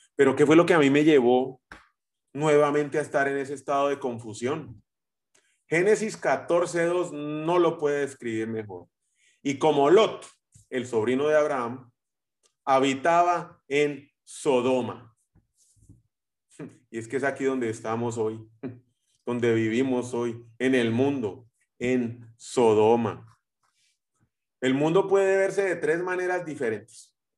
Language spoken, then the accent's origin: Spanish; Guatemala; los guatemaltecos vamos a México eh, y, empezamos a terminar o terminamos hablando como, como los mexicanos